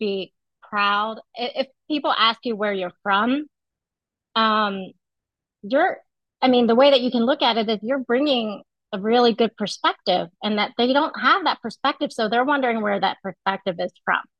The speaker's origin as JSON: {"language": "English", "country": "United States", "tie": "born or raised there", "said": "I grew up in the United States, but uh, my family is very uh, um, we follow all the traditional um, celebrations that Vietnamese people celebrate"}